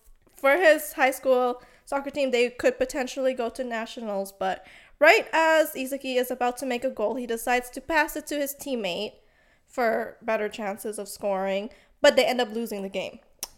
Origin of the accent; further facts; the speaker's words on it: Canada; We are from Canada.